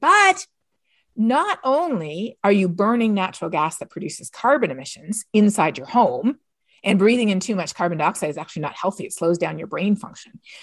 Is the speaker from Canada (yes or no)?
yes; Canada; moved away; I'm from Canada